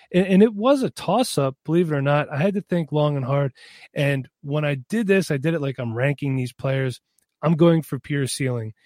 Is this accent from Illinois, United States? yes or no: no; Pennsylvania, United States; I am from Pennsylvania.